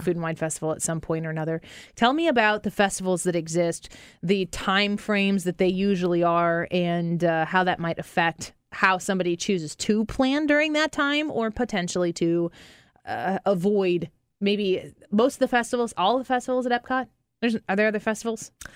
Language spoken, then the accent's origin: English; St. Louis, Missouri, United States; We're from Saint Louis